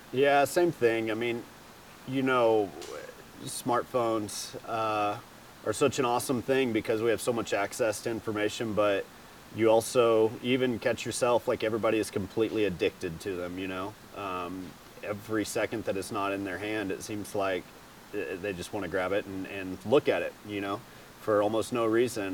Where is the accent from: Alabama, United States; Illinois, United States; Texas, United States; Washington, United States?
Texas, United States; Greenville; I'm from Greenville, Texas